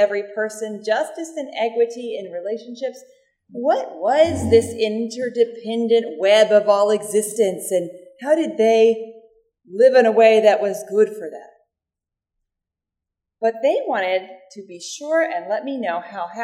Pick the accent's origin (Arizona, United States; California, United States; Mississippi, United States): Mississippi, United States; I grew up unchurched in Mississippi until I was a tween